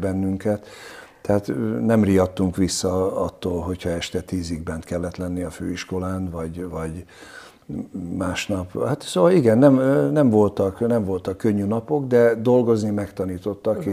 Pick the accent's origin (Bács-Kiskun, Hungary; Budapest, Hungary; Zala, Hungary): Budapest, Hungary; Én Csepelen nőttem föl